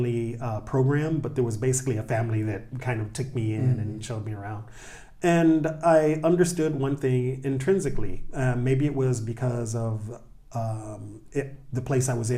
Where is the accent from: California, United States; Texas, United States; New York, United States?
Texas, United States; Dallas; moved away as an adult; also born or lived in Tokyo, Japan; growing up in Dallas, yes, we had forests and whatnot